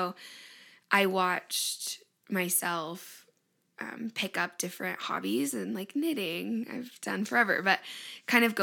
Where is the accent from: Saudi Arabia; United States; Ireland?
United States; Findlay, Ohio; moved away; also born or lived in Arizona; I was born in Findlay, Ohio, which is like northwest, kind of by Toledo, if you know where that is. We had a house growing up on the lake, on Lake Erie.